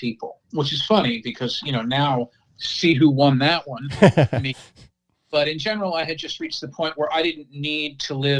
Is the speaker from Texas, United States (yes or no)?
no; Washington, District of Columbia, United States; moved away as an adult; now in Neptune, United States; I'm from Washington, D.C., born and raised